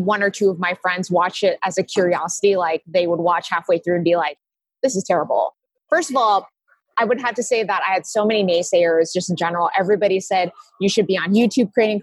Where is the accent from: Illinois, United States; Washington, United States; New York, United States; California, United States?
California, United States; Silicon Valley; I grew up in Silicon Valley